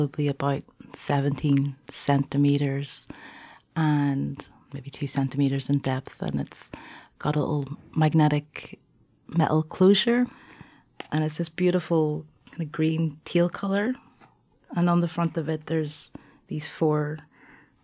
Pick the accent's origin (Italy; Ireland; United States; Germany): Ireland; moved away; also born or lived in Govanhill, Glasgow; I grew up in Ireland, but my kind of alternate summers were in Hong Kong